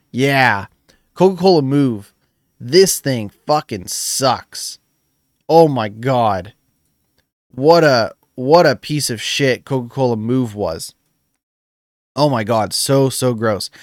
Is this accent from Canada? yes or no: yes; Canada; I'm Canadian